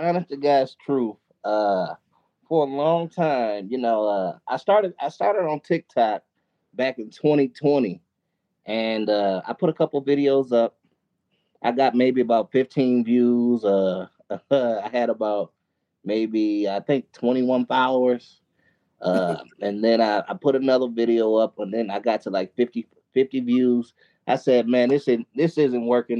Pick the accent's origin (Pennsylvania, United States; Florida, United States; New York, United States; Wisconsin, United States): Wisconsin, United States; Milwaukee; I actually live in Milwaukee, Wisconsin. Milwaukee, oh. Wisconsin. Born and raised in Milwaukee